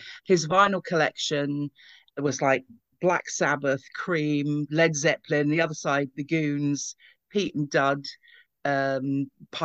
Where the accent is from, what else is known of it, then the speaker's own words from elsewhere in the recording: London, United Kingdom; we grew up in Ealing, West London